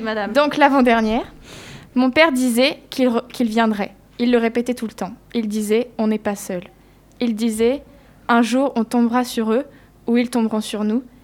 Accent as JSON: {"language": "French", "region": "Wallonia", "country": "Belgium", "said": "je viens de Wallonie."}